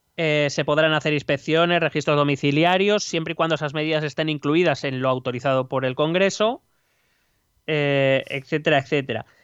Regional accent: Spain; cómo somos aquí los españoles

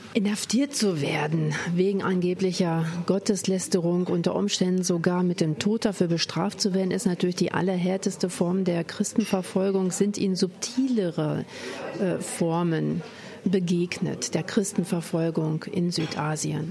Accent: Germany; als Deutsche

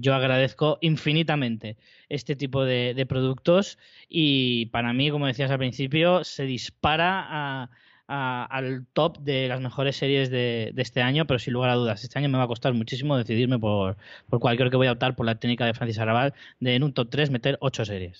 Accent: Spain; como español

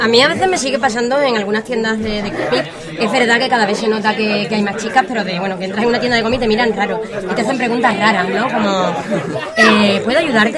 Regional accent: Chiclana de la Frontera, Andalusia, Spain; moved away as an adult; also born or lived in Seville / Cádiz; now in Elche, Spain; yo soy de pueblo. yo soy de Chiclana, Cádiz

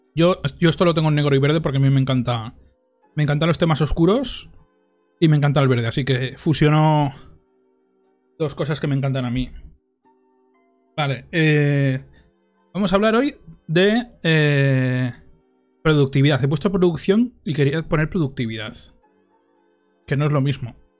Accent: Monzón, Aragon, Spain; en Monzón, en mi pueblo

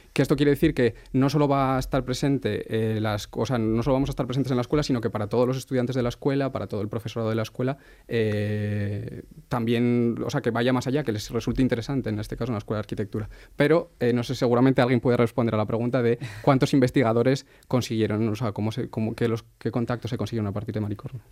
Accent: Asturias, Spain; yo soy de Asturias

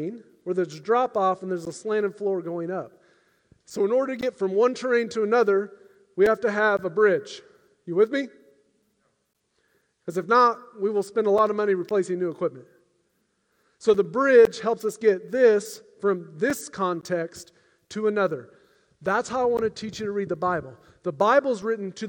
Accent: United States; I'm an American

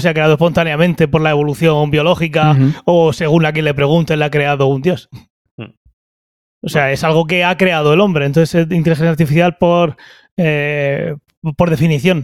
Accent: Region of Murcia, Spain; sin olvidar que somos de Murcia

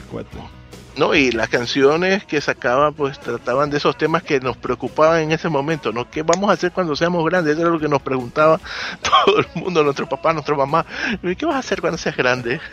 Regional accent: Ecuador; en mi país, Ecuador

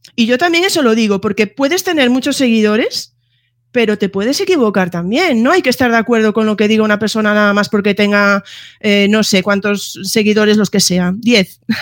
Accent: Galicia, Spain; yo ahí soy muy gallega

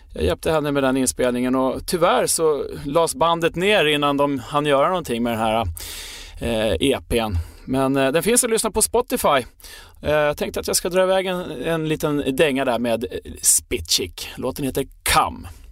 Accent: Sweden; vi svenskar

